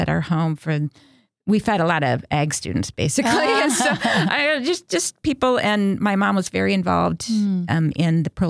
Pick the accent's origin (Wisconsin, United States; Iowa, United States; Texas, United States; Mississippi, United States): Wisconsin, United States; my mom opened the first pregnancy help center in my hometown. Okay. And she was also one of the founders of Wisconsin Right to Life.